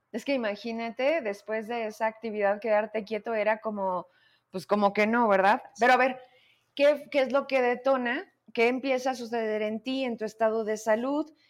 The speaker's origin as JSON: {"language": "Spanish", "region": "Zacatecas", "country": "Mexico", "said": "somos esos zacatecanos"}